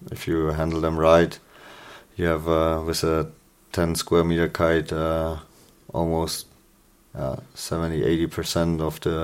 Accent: Germany; from Germany

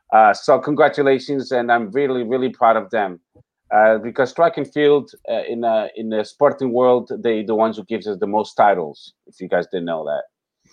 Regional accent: near Aveiro, Aveiro District, Portugal; That's from not too far from my hometown. That's around the vicinity of Aveiro.

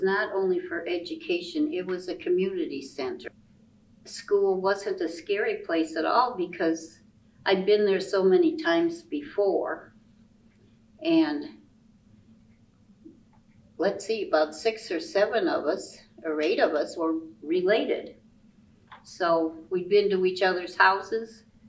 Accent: Sycamore, Illinois, United States; also born or lived in Chicago, Illinois; I moved from Chicago to Sycamore when I was 3. So 77 years

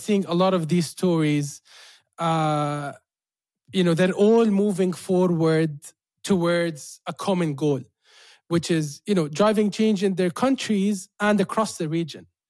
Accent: Jordan; living in Jordan, like born and raised in Jordan

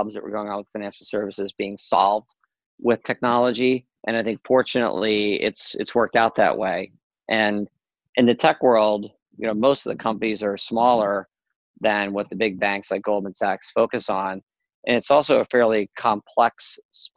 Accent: Philadelphia, Pennsylvania, United States; I'm actually from Philly

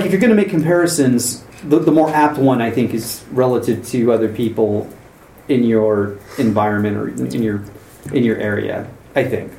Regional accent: United States; I'm an American.

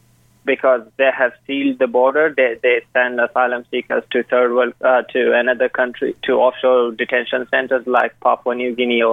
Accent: Afghanistan; now in Canberra, Australia; My home country is Afghanistan. And basically, I came to Australia because of persecution and systematic genocide of my people.

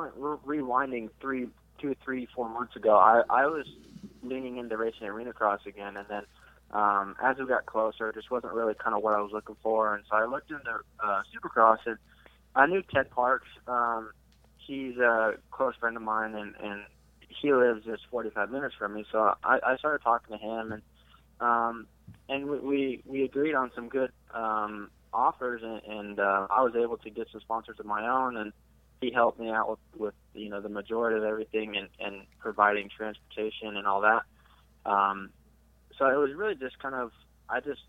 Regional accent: Alaska, United States; now in Texas, United States; I'm from Alaska, but I've been here for a while, so I'm a Texan.

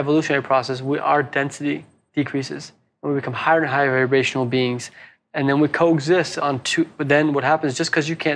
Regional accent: Hawaii, United States; also born or lived in San Francisco, United States / Sydney, Australia; now in Byron Bay, Australia; I'm originally from Hawaii. It reminds me of my home, Hawaii.

